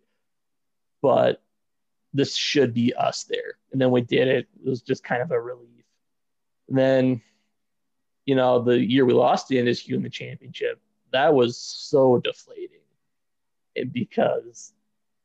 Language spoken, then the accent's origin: English; Windom, Minnesota, United States; I'm from Windham, Minnesota, which was 2 hours from Brookings